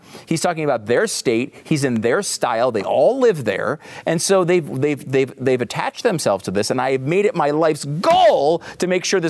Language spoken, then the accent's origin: English; Northeast, United States; we're both from the Northeast, so maybe this doesn't apply.